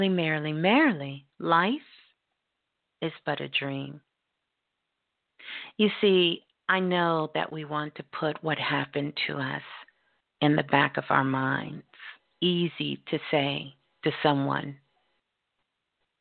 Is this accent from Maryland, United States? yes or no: no; Brooklyn, New York, United States; Brooklyn, my hometown